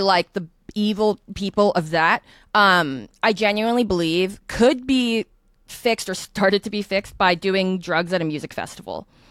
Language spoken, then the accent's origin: English; California, United States; moved away as an adult; now in New York, United States; I'm originally from California